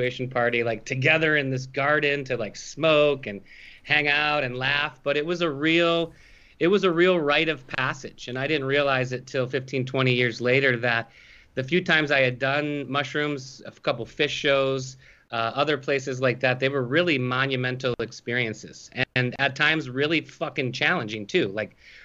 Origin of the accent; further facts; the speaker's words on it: Grosse Pointe Park, Michigan, United States; from Grosse Pointe Park originally. My parents still live in the Grosse Pointe area